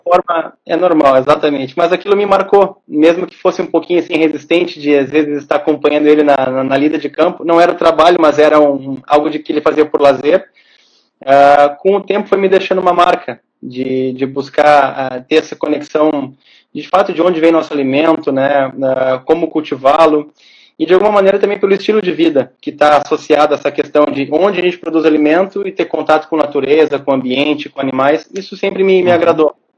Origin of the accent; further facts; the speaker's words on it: Porto Alegre, Rio Grande do Sul, Brazil; Eu nasci em Porto Alegre, cresci em Porto Alegre, meus amigos são os, os de origem da infância são todos aqui de Porto Alegre.